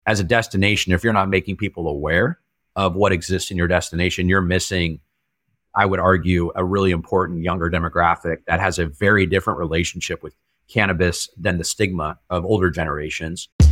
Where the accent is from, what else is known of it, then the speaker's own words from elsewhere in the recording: El Dorado Hills, California, United States; also born or lived in San Jose, California; up until you know like the age of nine or so i was in san jose and then my family moved up to a suburb of sacramento uh, called el dorado hills